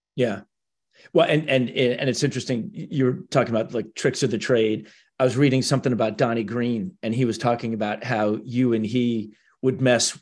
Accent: Minnesota, United States; moved away; also born or lived in Cleveland, Ohio; I grew up in Cleveland, Minnesota

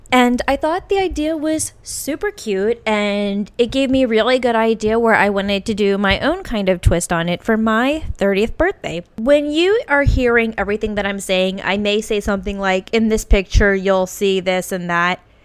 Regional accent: Virginia, United States; moved away as an adult; also born or lived in Norfolk, Virginia / Lexington, Kentucky / California; now in Portland, United States; I will never move back to Virginia or my hometown in Virginia

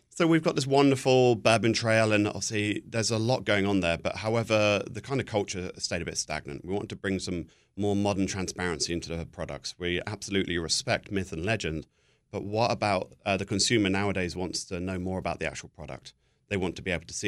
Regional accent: Buckinghamshire, South East England, United Kingdom; moved away; also born or lived in New Jersey; I'm from Buckinghamshire. I'm just north of, uh, London

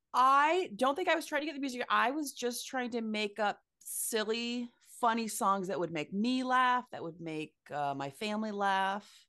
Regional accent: Ames, Iowa, United States; I was born and raised in Ames, Iowa, very Midwestern college town

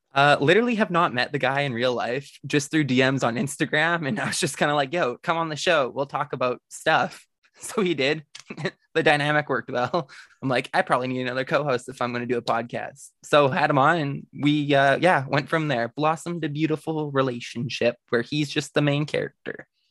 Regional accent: the Prairies, Canada; growing up in the prairies in Canada

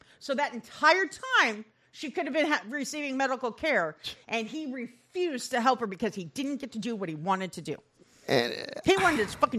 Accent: Midwest, United States; I grew up in the Midwest.

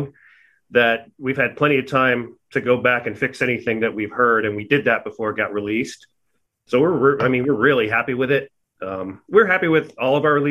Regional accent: Arizona, United States; also born or lived in Hawaii / Texas / New Hampshire; Arizona is where I am and where I've lived most of my life

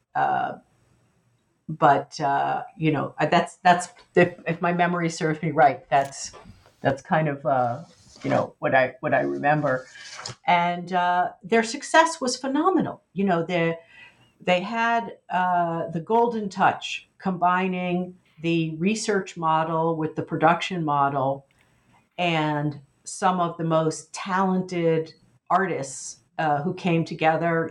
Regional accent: United States; as an American in the 1990s

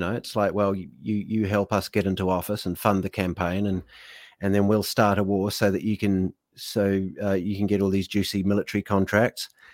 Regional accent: United Kingdom; I am a British citizen

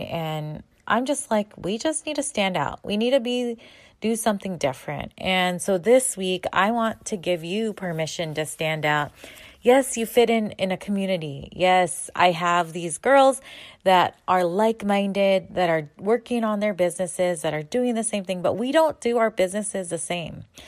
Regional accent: San Diego, California, United States; I am Filipino American. I grew up in San Diego.

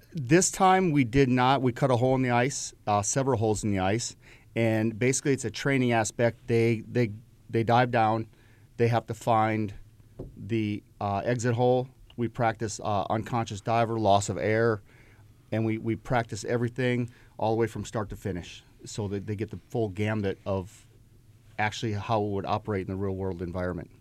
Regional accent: Upper Peninsula of Michigan, United States; now in Virginia Beach, United States; I grew up in the Great Lakes, uh, in the Upper Peninsula of Michigan

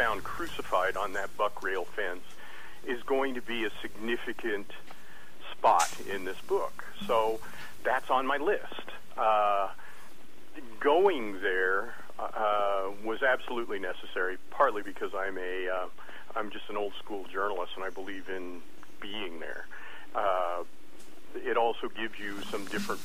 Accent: Wyoming, United States; moved away as an adult; also born or lived in Colorado; now in Texas, United States; I grew up in Wyoming and worked for the Denver Post, and so these are my home states, even though I live in Texas now

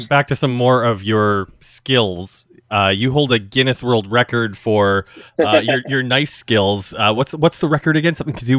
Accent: Regina, Saskatchewan, Canada; moved away as an adult; now in Toronto, Canada; I grew up in Regina

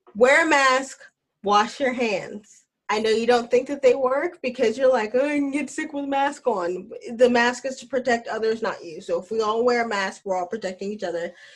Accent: Alabama, United States; I'm from Alabama and we have a cousin that we call Earn

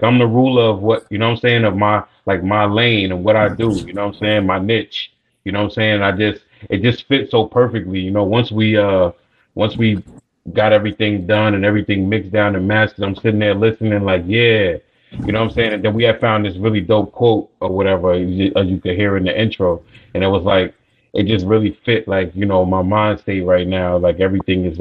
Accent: New York, United States; moved away as an adult; now in Atlanta, United States; I'm born and raised in New York, man, you know, between Long Island and New York City.

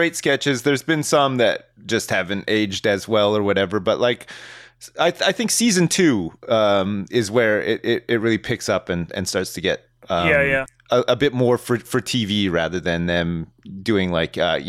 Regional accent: Canada; moved away; as a Canadian and growing up around the time when this stuff was coming out

